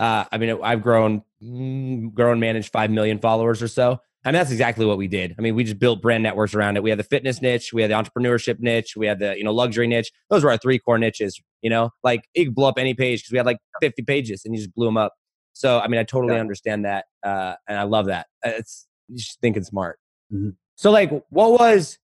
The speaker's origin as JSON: {"language": "English", "region": "Indiana", "country": "United States", "tie": "born or raised there", "said": "I grew up in Indiana."}